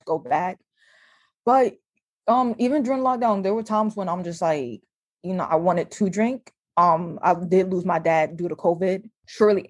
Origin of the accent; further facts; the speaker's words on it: New Jersey, United States; moved away as an adult; also born or lived in Iowa; I'm from New Jersey